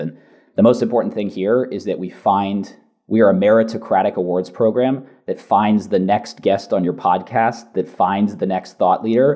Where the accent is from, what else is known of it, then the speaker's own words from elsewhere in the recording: San Francisco Bay Area, California, United States; accent: Californian; moved away as an adult; also born or lived in Boston; now in London, United Kingdom; My accent is from California. I grew up in the San Francisco Bay Area.